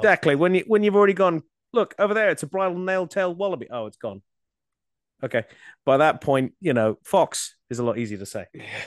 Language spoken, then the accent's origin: English; Australia; Growing up in Australia and and starting out doing conservation